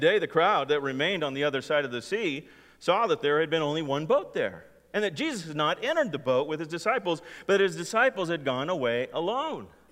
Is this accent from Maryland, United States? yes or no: no; California, United States; growing up in California